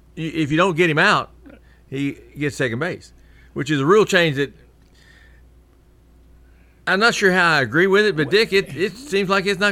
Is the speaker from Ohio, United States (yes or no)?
no; Martin, Tennessee, United States; now in Murfreesboro, United States; from Martin, Tennessee.